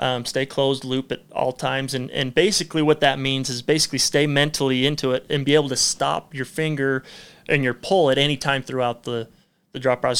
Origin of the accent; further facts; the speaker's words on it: St. George, Utah, United States; also born or lived in Hurricane, Utah / Enterprise, Utah / Idaho; we were born here, I was born in Saint George.